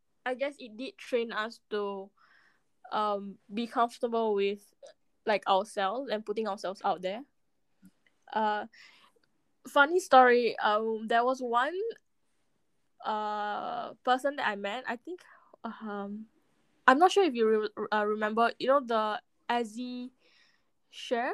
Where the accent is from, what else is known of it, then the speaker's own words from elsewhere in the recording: Singapore; born and raised in Singapore